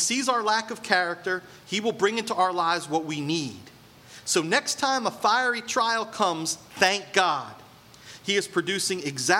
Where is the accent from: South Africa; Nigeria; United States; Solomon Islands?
United States; Point Pleasant; I grew up in Point Pleasant.